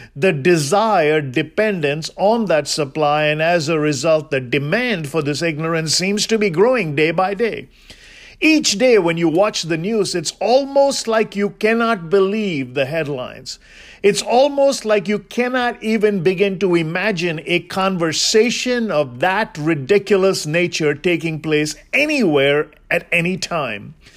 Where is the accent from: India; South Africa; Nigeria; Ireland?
India; I'm Indian